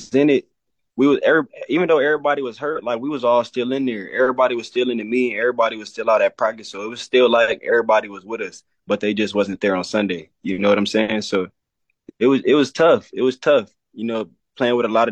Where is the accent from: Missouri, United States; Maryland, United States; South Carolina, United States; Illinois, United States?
Maryland, United States; moved away as an adult; also born or lived in Los Angeles; now in Minnesota, United States; I'm from Maryland